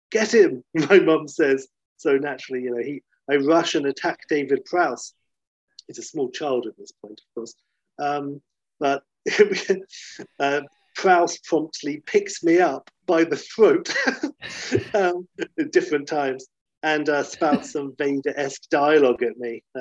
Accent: South Africa; I was born in 1980 in South Africa. So I grew up in a town that only had one cinema, didn't have a cinema, and only a drive

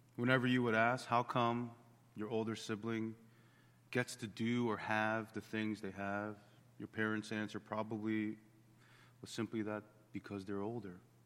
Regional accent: Bensalem, Pennsylvania, United States; we grew up in Ben Salem behind the strip mall

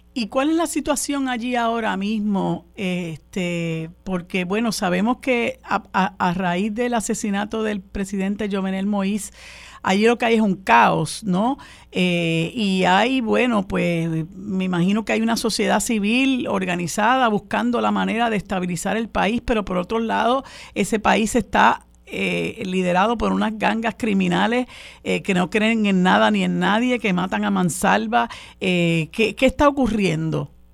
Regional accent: Puerto Rico; nosotros, independientemente de que somos ciudadanos estadounidenses por imposición, seguimos siendo una minoría

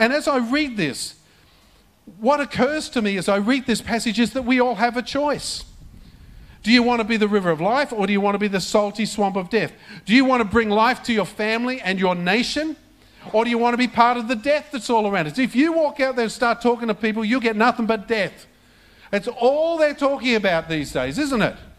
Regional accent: Australia; this is not the Australia that I grew up

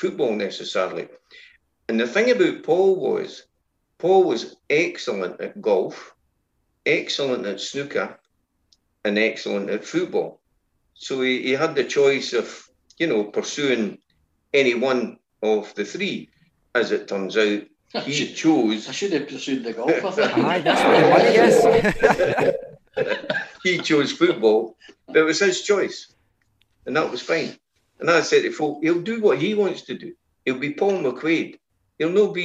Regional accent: Inverkeithing, Scotland, United Kingdom; I was born and brought up in Inverkeithing.

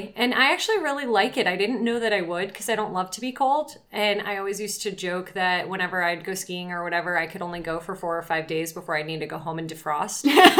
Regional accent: Palm Beach County, South Florida, United States; moved away as an adult; now in Chattanooga, United States; Originally from Palm Beach County in South Florida, about an hour north of Miami. And my husband was born there, and I've been there since I was 12.

